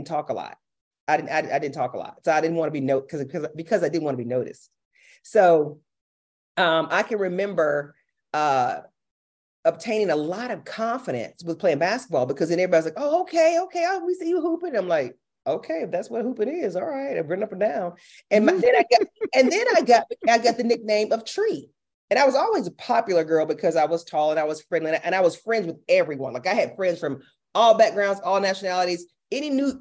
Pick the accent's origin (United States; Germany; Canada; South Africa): United States; Milledgeville, Georgia; Athens is only 45 minutes from my hometown.